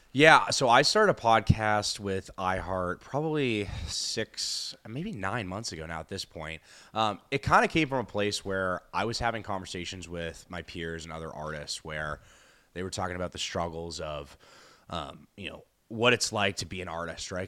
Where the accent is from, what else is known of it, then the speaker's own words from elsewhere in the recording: Boston, Massachusetts, United States; I'm from Boston